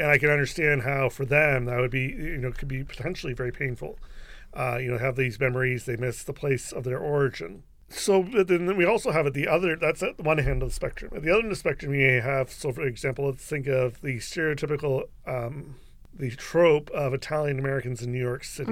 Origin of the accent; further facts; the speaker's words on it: London, Ontario, Canada; I was born here in London, Ontario, um, so I feel very much here at home in southwestern Ontario.